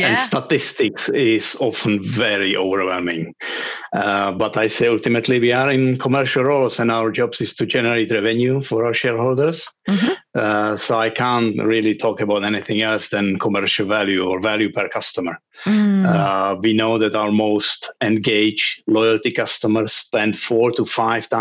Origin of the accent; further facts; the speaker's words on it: Prague, Czechia; also born or lived in London; I'm from Prague, originally based here in Prague, back home again